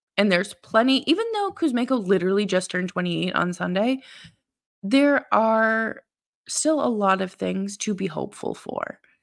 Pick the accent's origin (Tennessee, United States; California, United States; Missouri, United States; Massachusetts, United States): Massachusetts, United States; Boston; moved away; I'm originally from Boston and, uh, grew up a Bruins fan